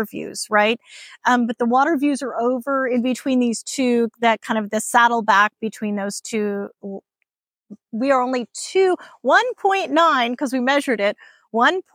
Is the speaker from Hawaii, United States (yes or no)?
yes; Hawaii, United States; now in Texas, United States; I grew up in Hawaii.